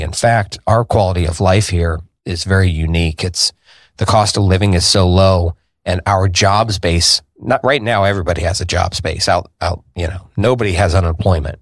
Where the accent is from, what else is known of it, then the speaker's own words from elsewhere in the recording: Indianapolis, Indiana, United States; I was born here in Indianapolis on the north side